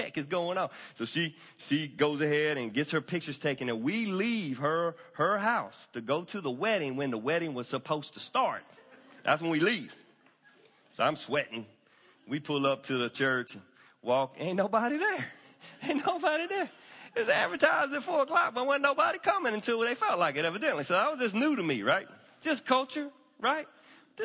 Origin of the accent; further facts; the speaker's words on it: Anderson, South Carolina, United States; I'm from Anderson, South Cackalack